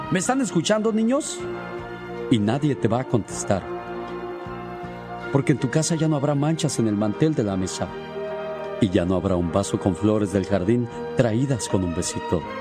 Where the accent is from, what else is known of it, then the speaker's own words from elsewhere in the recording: Tarandacuao, Guanajuato, Mexico; Salí de Tarandacuao, Guanajuato. Pero Tarandacuau, Guanajuato nunca salió de mí.